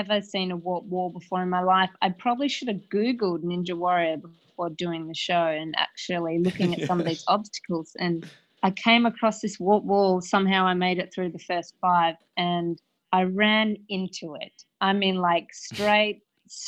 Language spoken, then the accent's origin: English; Perth, Western Australia, Australia; I'm from Perth, Australia